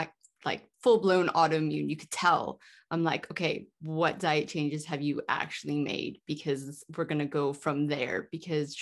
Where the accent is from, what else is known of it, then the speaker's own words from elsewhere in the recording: California, United States; moved away; also born or lived in Hawaii / United Kingdom; growing up in California